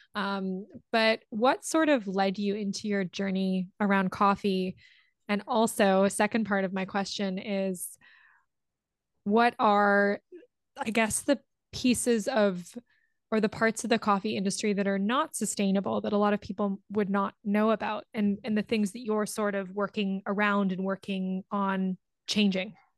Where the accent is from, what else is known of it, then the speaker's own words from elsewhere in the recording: Ontario, Canada; moved away as an adult; also born or lived in England / Australia / Amsterdam; now in Vancouver, Canada; I was born in England and I grew up in Ontario